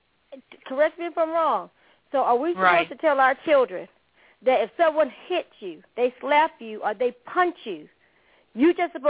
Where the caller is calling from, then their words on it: Stone Mountain, Georgia, United States; I'm …. I'm calling from Stone Mountain.